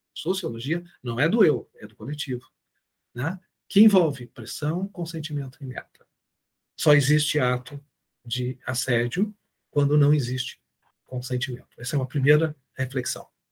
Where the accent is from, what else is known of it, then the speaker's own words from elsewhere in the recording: Brazil; somos brasileiros